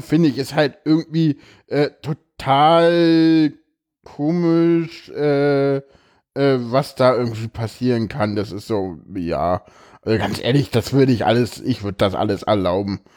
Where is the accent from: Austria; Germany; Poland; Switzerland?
Germany; East Germany; ich komme aus dem Osten.